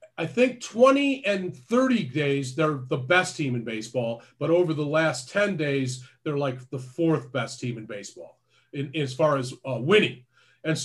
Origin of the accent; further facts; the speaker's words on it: Detroit, Michigan, United States; my hometown Detroit